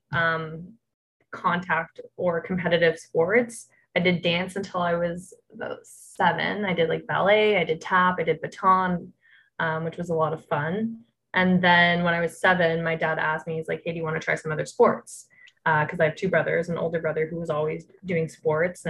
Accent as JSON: {"language": "English", "town": "Toronto", "region": "Ontario", "country": "Canada", "tie": "born or raised there", "said": "I grew up in Toronto"}